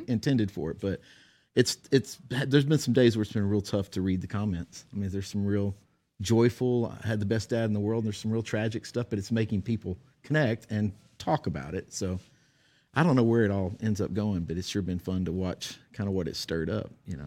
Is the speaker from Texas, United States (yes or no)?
yes; Texas, United States; I'm a redneck from Texas